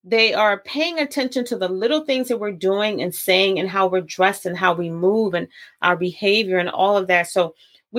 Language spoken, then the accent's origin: English; Baltimore, Maryland, United States; I'm from Baltimore